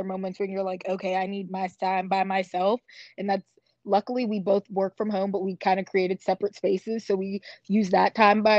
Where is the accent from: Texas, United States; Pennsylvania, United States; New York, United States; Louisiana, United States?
Pennsylvania, United States; Pittsburgh; where I grew up in Pittsburgh is predominantly white area